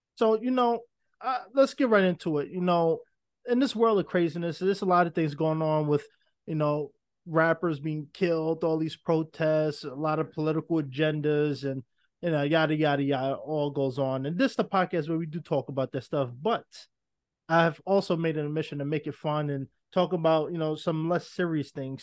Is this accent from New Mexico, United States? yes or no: no; New York City, New York, United States; also born or lived in Los Angeles; I'm a New Yorker, born and raised